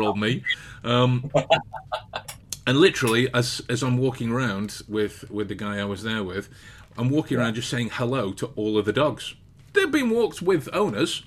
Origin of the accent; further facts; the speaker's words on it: England, United Kingdom; being English